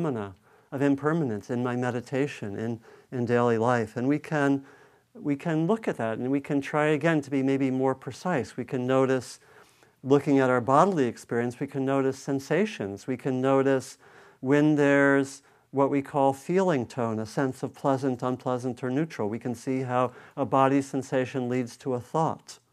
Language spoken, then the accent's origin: English; East Coast, United States; moved away as an adult; also born or lived in New England; now in Bay Area, United States; I was growing up on the East Coast